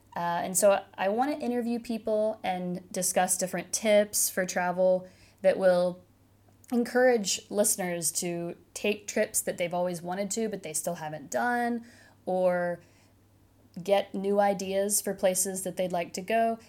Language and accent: English; Cincinnati, Ohio, United States; moved away as an adult; I did spend most of my childhood in a suburb of Cincinnati